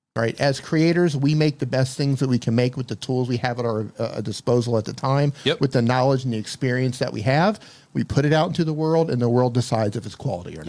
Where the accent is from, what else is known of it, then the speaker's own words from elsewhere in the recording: United States; moved away as an adult; also born or lived in Colombia / Mexico; Born and raised in the United States